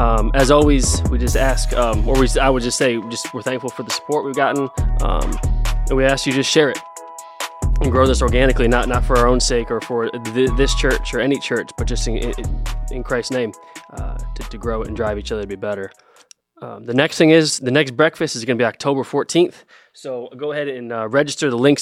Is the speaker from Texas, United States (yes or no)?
no; Medina, Ohio, United States; moved away as an adult; also born or lived in Akron, Ohio; now in Greenville, United States; I was born in Medina, Ohio. I went to school at Akron.